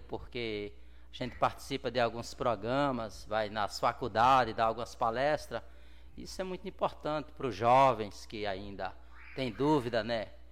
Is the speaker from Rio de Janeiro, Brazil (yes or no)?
no; Pinhão, Sergipe, Brazil; moved away as an adult; now in Santos, Brazil; eu nasci em Sergipe, uma cidade chamada Pinhão, pouco mais de 7 mil habitantes